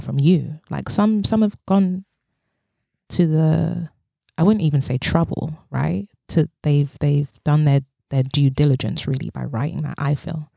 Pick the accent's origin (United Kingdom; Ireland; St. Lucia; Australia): United Kingdom; London; I speak as a black woman of West African descent who was born and raised in London